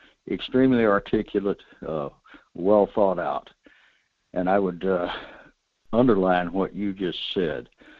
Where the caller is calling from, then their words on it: North Pole, Alaska, United States; at North Pole.